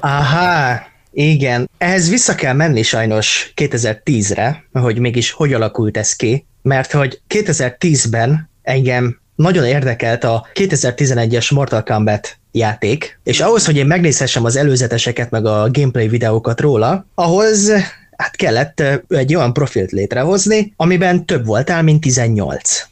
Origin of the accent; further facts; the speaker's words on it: Hungary; magyarok vagyunk